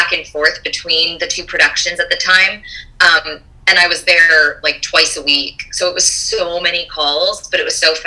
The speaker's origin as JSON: {"language": "English", "region": "Rhode Island", "country": "United States", "said": "I'm from Rhode Island"}